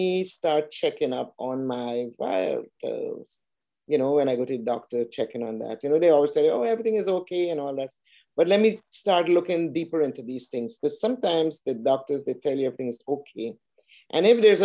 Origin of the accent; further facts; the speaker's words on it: Georgetown, Demerara-Mahaica, Guyana; moved away as an adult; also born or lived in Canada; now in Atlanta, United States; I'm originally from Georgetown, Guyana, South America, and I came here via Canada to work.